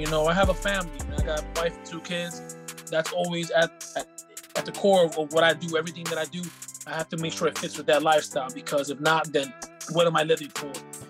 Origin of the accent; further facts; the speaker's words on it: San Antonio, Texas, United States; You know, I came from San Antonio, had nowhere to train during the pandemic